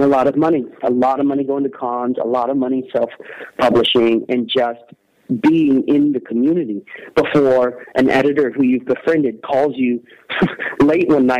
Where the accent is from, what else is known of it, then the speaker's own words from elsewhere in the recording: Texas, United States; I am from Texas